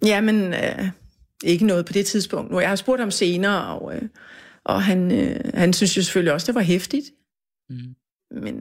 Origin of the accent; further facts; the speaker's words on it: Funen, Southern Denmark, Denmark; now in Copenhagen, Denmark; jeg er jo fra Fyn